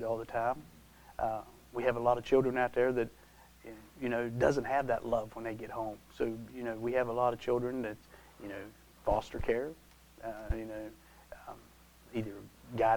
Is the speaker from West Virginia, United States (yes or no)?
yes; Taylor County, North Central West Virginia, United States; I was born and raised in Taylor County, had the opportunity to stay here, raising my family